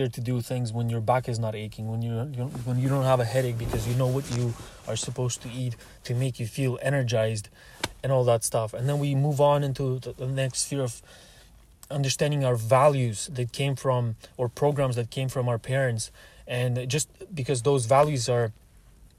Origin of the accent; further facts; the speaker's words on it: Russia; moved away; also born or lived in Canada; I am Russian